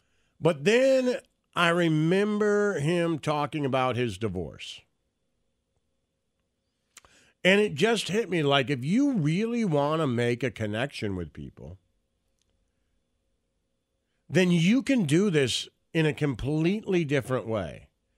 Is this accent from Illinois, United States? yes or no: no; Detroit, Michigan, United States; I think I grew up in Detroit, and when I was in Detroit, Stern was on the air